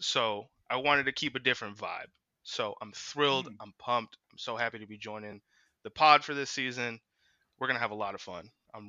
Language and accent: English; Las Vegas, Nevada, United States; now in St. Louis, United States; I was born and raised in Vegas